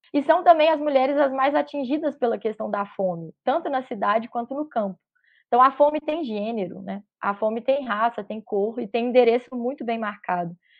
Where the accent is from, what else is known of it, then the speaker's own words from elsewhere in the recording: Minas Gerais, Brazil; Eu venho de estado muito marcado pela mineração, pela monocultura